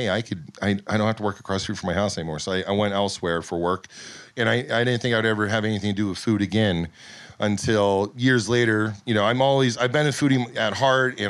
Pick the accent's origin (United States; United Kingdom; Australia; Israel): United States; the Poconos, Pennsylvania; born or raised there; also born or lived in California